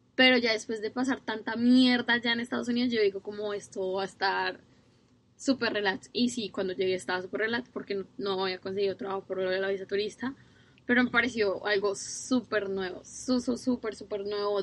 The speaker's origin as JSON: {"language": "Spanish", "country": "Colombia", "moved": "yes", "lives_now": "New Zealand", "said": "soy de Colombia"}